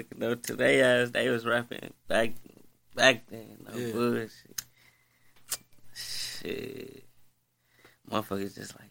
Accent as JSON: {"language": "English", "town": "Milwaukee", "region": "Wisconsin", "country": "United States", "tie": "born or raised there", "said": "I grew up on Center Street, regular Milwaukee"}